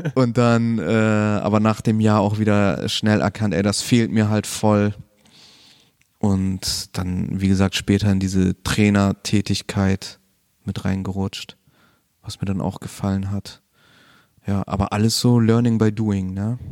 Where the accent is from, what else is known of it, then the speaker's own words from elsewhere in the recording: Bremen, Germany; also born or lived in Chile; ich bin tatsächlich nur dort geboren, aber sonst eigentlich immer hier in Bremen gewesen, aufgewachsen, viel im Bremen-Ostteil